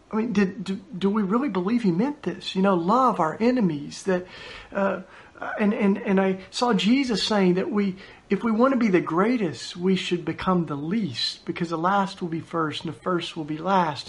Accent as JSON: {"language": "English", "region": "East Tennessee", "country": "United States", "tie": "born or raised there", "said": "I grew up down in East Tennessee in what we call the Bible Belt"}